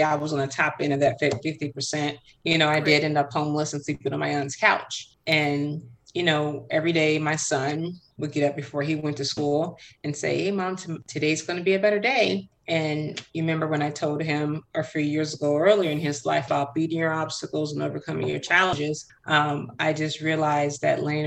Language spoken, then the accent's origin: English; Chicago, Illinois, United States; I was born and raised in Chicago